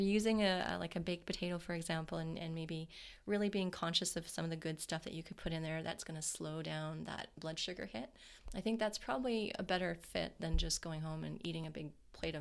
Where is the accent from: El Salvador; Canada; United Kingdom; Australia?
Canada; we're Canadian.